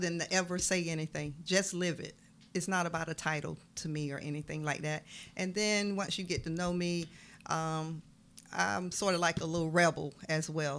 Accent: Waynesboro, Georgia, United States; originally from down the road, Waynesboro

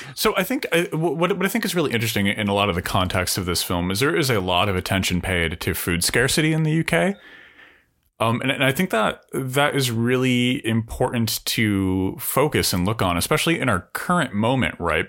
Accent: United States; also born or lived in Sheffield

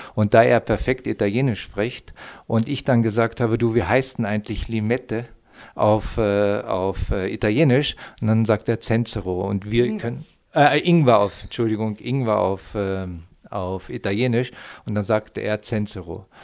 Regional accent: the Harz, Lower Saxony, Germany; moved away; also born or lived in Mittenwald/Garmisch, Upper Bavaria; ich komme aus, ich komme aus Niedersachsen, aus dem Harz und bin schon über 40 Jahre

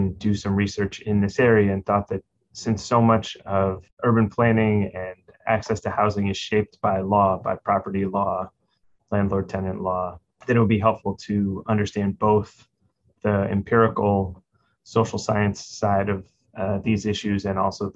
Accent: New York City, New York, United States; growing up in New York City when I was a child

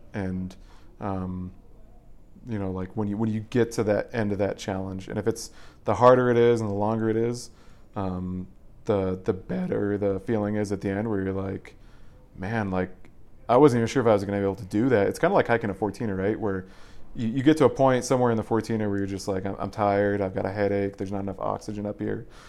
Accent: Boulder, Colorado, United States; I'm originally from Colorado. I, I pretty much grew up, um, like ten feet away from here

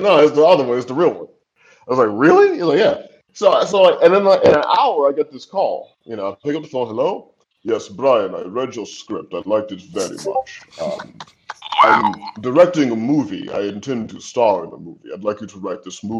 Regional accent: St. Louis, Missouri, United States; moved away as an adult; also born or lived in New York; I'm from St. Louis. Like, you know, I didn't meet a Puerto Rican until I went to NYU

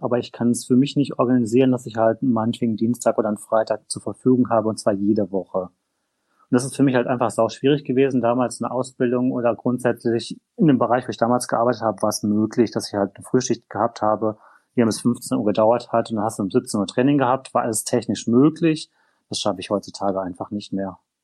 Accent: North Rhine-Westphalia, Germany; ich stamme aus Nordrhein-Westfalen

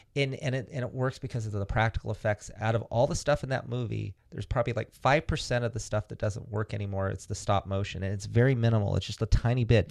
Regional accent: Antioch, California, United States; I'm from, from Antioch, a town in Northern California

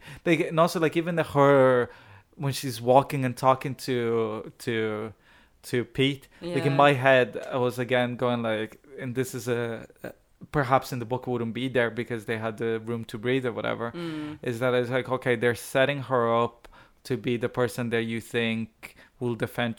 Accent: Ireland; perhaps because I'm Irish.

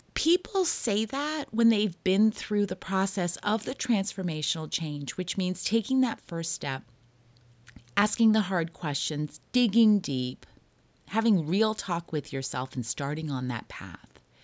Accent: Toronto, Ontario, Canada; also born or lived in Hollywood; now in Los Angeles, United States; I grew up in Toronto

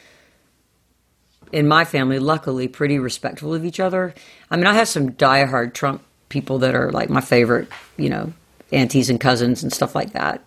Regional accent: the South, United States; I grew up in the South and my mom did, my grandparents did

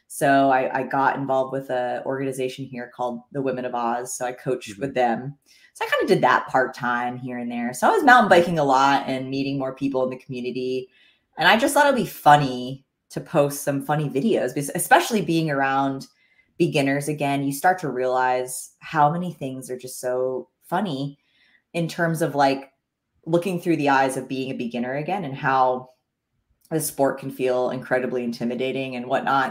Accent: the Poconos, Pennsylvania, United States; now in Bentonville, United States; I grew up in the Poconos of Pennsylvania

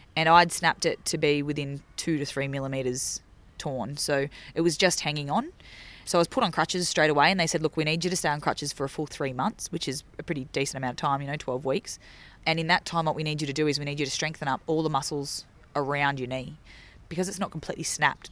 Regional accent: Laurieton, New South Wales, Australia; my hometown of, um, of Lorriten, which is near Port Macquarie, New South Wales.

